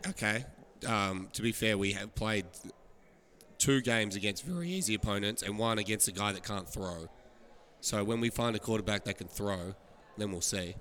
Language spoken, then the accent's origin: English; Australia; moved away; I'm from Australia